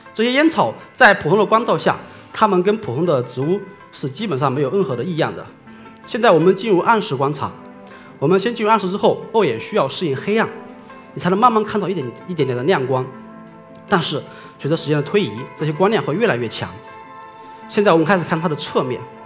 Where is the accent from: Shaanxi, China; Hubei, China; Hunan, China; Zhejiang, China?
Hubei, China; Honghu; 我出生在美丽的湖北湖北岸边